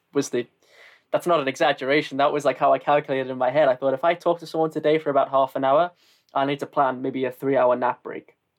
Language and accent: English; the north of England, United Kingdom; accent: northern; moved away as an adult; also born or lived in Austria; I'm from the north and that my accent isn't exactly the most classic.